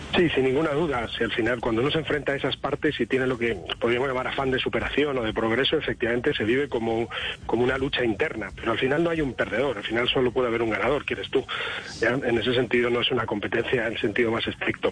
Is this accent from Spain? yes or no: yes; Spain; Yo como español